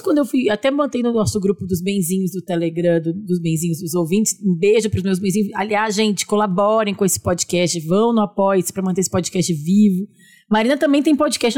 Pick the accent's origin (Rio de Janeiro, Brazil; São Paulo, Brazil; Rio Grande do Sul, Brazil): Rio Grande do Sul, Brazil; Porto Alegre; Gaúcha de Porto Alegre.